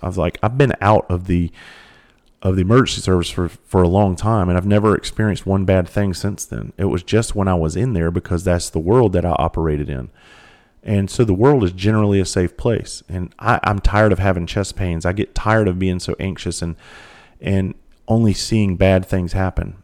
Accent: Bluffton, South Carolina, United States; I grew up in Bluffton, South Carolina

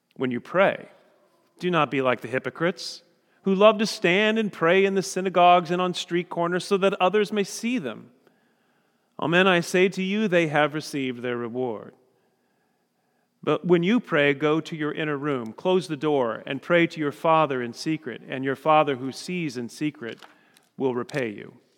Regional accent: Indiana, United States; we're from Indiana

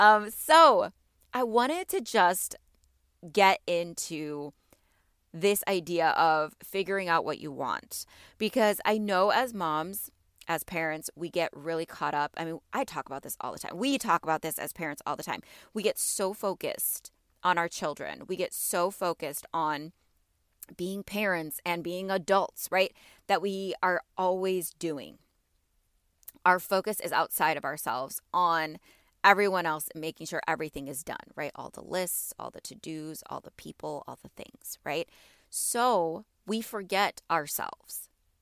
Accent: Illinois, United States; you know I'm a Midwest girl. I am from Illinois. I'm from like the north, like 45 minutes north of Chicago. So I'm on the border of Wisconsin and Chicago.

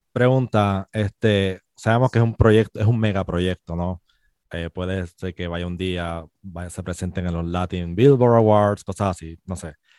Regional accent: Puerto Rico; also born or lived in Spain; somos boricua

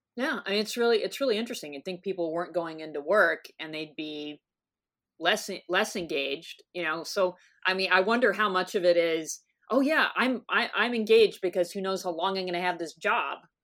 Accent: North Texas, United States; now in San Diego, United States; I grew up in North Texas

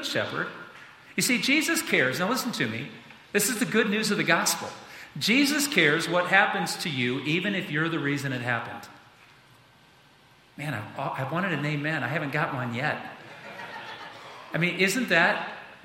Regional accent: United States; being an American kid, growing up in this country

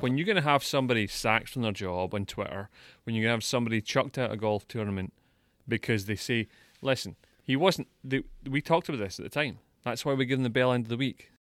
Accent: Scotland, United Kingdom; I'm Scottish

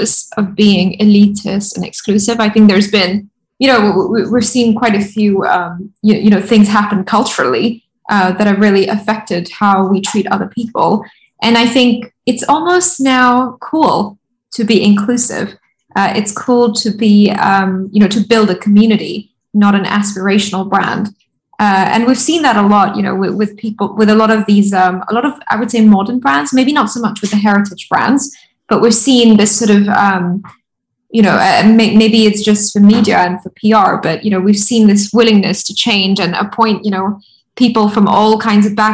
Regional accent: Rajasthan, India; I'm from Rajasthan

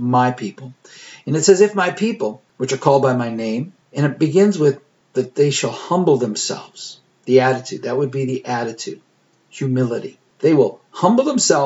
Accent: Austin, Minnesota, United States; moved away; the word Austin, of course, my hometown

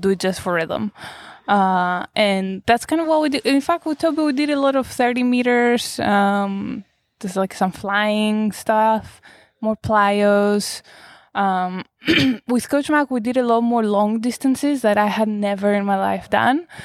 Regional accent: Greece; moved away; I was born in Greece. I grew up in Greece

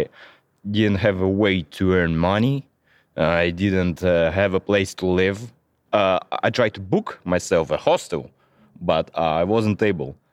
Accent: Chelyabinsk, Chelyabinsk Oblast, Russia; English is a second language; moved away as an adult; now in Armenia; I spent all my life in Russia and most time in my home city. I'm from Chelyabinsk.

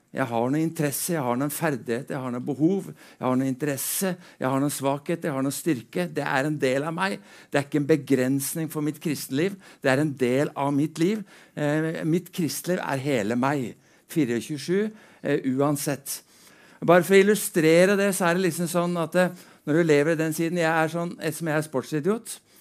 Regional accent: Drammen, Buskerud, Norway; er født og oppvokst i Drammen

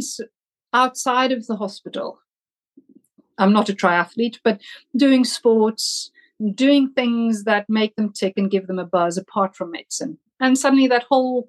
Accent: South Africa; moved away as an adult; also born or lived in Germany / Scotland; now in Oxford, United Kingdom; I was born in Germany, but grew up in South Africa, and that's where I studied medicine

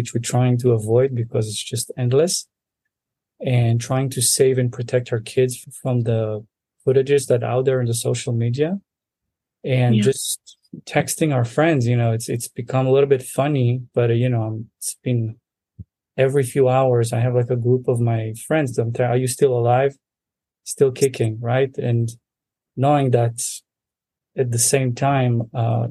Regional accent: Central Israel, Israel; moved away as an adult; also born or lived in Russia; now in United States; I grew up in a center of Israel, not too far away from Jerusalem.

